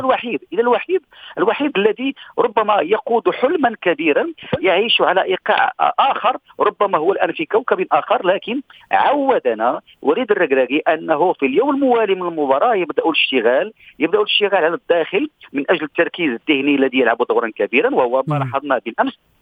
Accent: Morocco; الينا كمغاربه

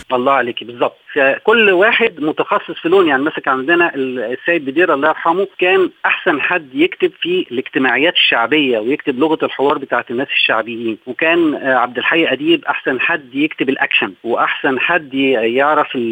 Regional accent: Egypt; احنا عندنا في مصر

